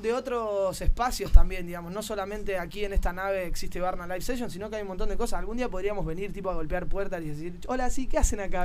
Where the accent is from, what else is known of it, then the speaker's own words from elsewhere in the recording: Argentina; now in Barcelona, Spain; a uno como argentino